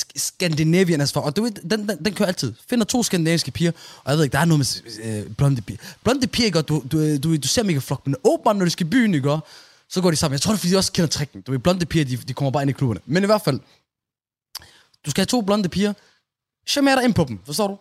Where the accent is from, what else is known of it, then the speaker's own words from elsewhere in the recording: Aarhus, Central Denmark Region, Denmark; i min opvækst i Gellerup